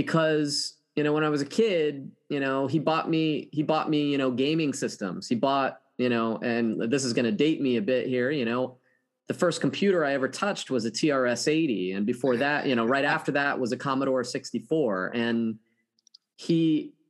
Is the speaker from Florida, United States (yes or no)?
yes; St. Cloud, Florida, United States; now in Orlando, United States; I grew up in very rural Central Florida. I'm third generation Floridian